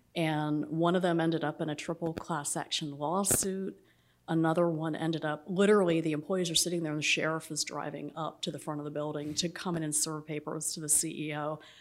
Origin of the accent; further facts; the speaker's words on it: Atlanta, Georgia, United States; moved away as an adult; also born or lived in New England; growing up in Atlanta